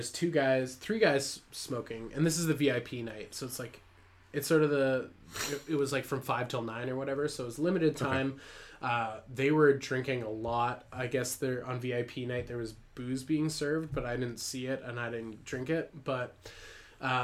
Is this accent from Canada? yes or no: yes; Canada; I'm Canadian